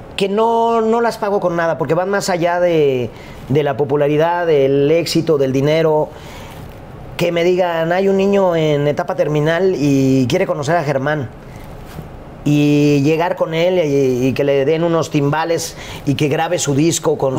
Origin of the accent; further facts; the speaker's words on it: Guadalajara, Jalisco, Mexico; yo crecí en un contexto en Guadalajara